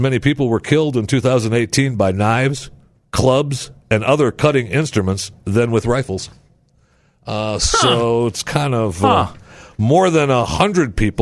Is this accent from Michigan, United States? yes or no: yes; Saginaw, Michigan, United States; moved away; my hometown, Saginaw, Michigan